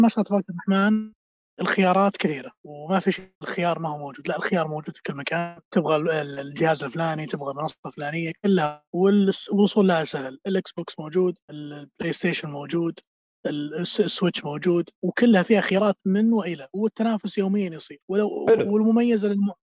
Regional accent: Saudi Arabia; عندنا في السعوديه

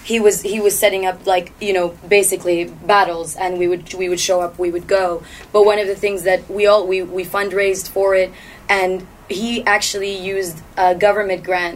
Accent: Toronto, Ontario, Canada; moved away; I grew up in Etobicoke, and then I was in like central, like downtown Toronto.

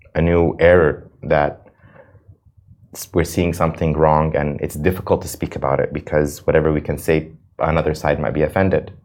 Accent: United States; now in Dubai, United Arab Emirates; I'm an American citizen.

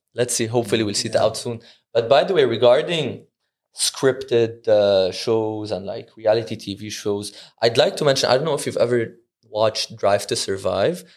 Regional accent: Dubai, United Arab Emirates; I'm from Dubai

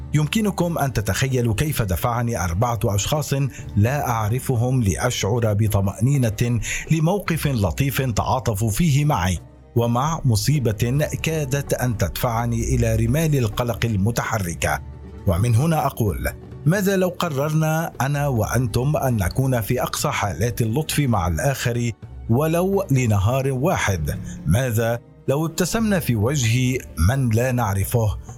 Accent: Syria; now in Turkey; أننا كسوريين وعرب وكرد؟

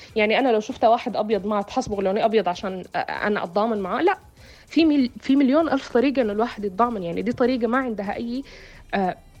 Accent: Sudan; أنا كسودانية أو كعربية سمراء البشرة

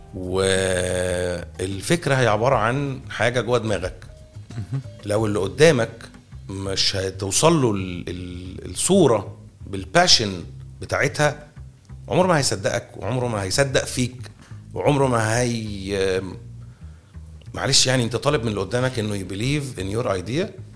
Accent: Egypt; احنا مصريين

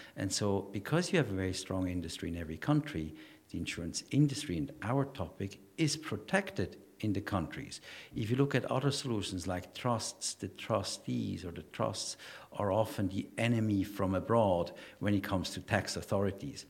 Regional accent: Switzerland; also born or lived in Ireland; now in Dubai, United Arab Emirates; I'm from Switzerland

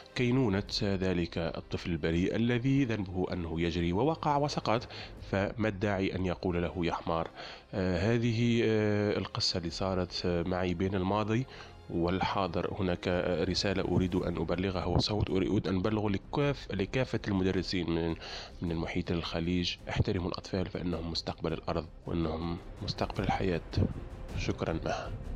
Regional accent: Tunisia; accent: Tunisian; من تونس

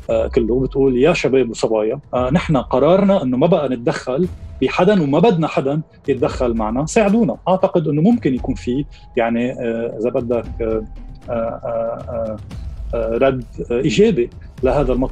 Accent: Lebanon; لازم نحن بين بعضنا كلبنانيين نتفق ونقرر مصلحتنا هون

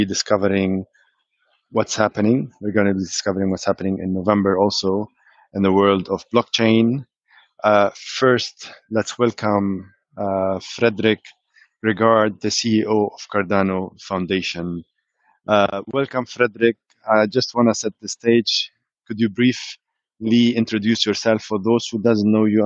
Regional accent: Dubai, United Arab Emirates; I'm from Dubai and UAE

